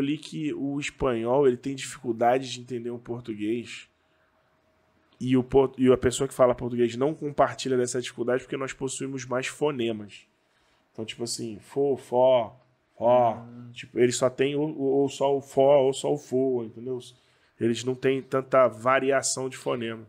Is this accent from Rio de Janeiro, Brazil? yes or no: yes; Rio de Janeiro, Brazil; accent: carioca; eu sou do Rio de Janeiro, eu sei que carioca tem sotaque pra caramba